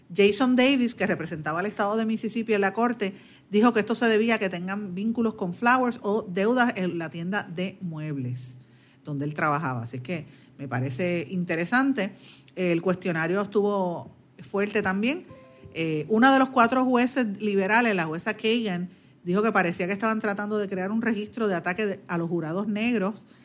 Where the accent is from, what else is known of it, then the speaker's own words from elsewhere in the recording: Guaynabo, Puerto Rico; en mi pueblo de Guaynabo